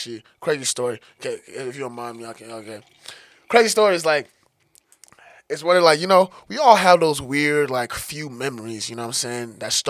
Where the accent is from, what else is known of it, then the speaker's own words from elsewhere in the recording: Denver, Colorado, United States; also born or lived in Togo; I came here when I was pretty young. I spent most of my life in about like kind of far off a little bit off of Denver, far northeast, you know what I'm saying, Montbello, Green Valley area.